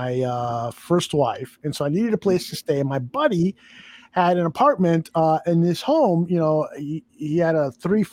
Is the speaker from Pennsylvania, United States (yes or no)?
no; New York City, New York, United States; moved away; also born or lived in Chicago; I grew up, I was born in Spanish Harlem in New York City